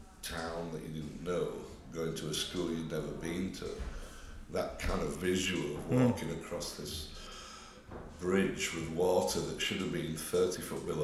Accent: Denby Dale, Yorkshire and the Humber, United Kingdom; born or raised there; also born or lived in Netherton / Mirfield

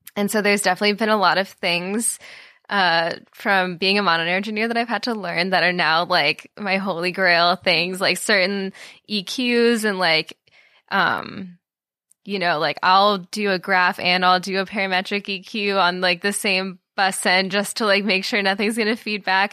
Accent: Florida, United States; also born or lived in Minnesota; now in Austin, United States; I'm from Florida

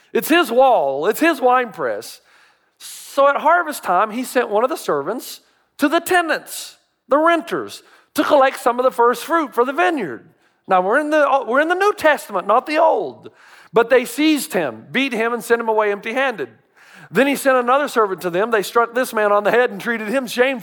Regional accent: Tennessee, United States; I grew up in Tennessee.

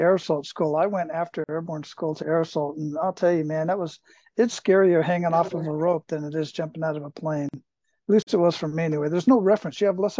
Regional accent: Phoenix, Arizona, United States; moved away as an adult; also born or lived in Germany / El Paso, Texas; I'm from Phoenix, Arizona, born and raised.

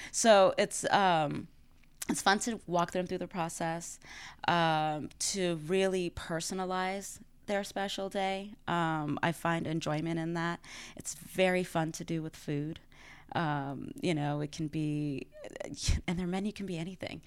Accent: Dallas, Texas, United States; moved away as an adult; now in New Orleans, United States; I am originally from Dallas

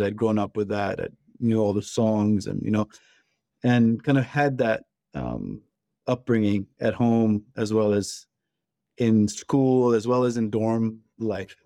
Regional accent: Pakistan; one of my best friends who I grew up with in Pakistan

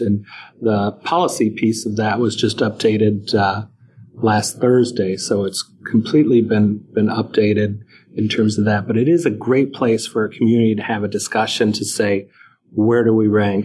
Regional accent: Northeast, United States; I'm from the Northeast

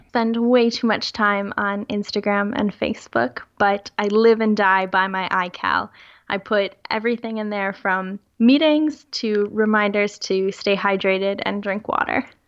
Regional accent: United States; moved away as an adult; now in Europe; I am currently working in Europe, but I am American, so my entire family is still living in the US

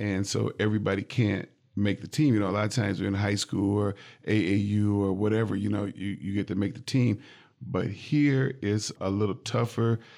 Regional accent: Jackson, Michigan, United States; now in Lansing, United States; I grew up in Jackson

